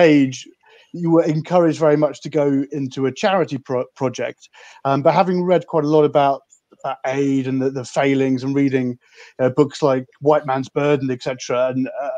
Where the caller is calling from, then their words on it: London, United Kingdom; So I'm dialing in from London in a very quiet and empty city at the moment.